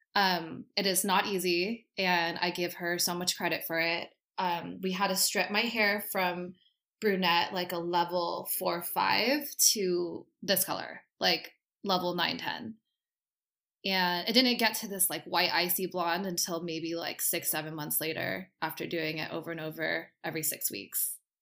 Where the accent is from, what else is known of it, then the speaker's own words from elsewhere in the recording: Costa Mesa, California, United States; I am from Costa Mesa, and I am a hairdresser